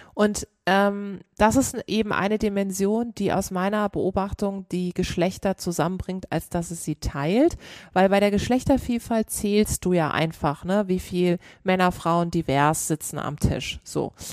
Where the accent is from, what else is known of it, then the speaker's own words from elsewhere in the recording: Karlsruhe, Baden-Württemberg, Germany; ich komme aus Karlsruhe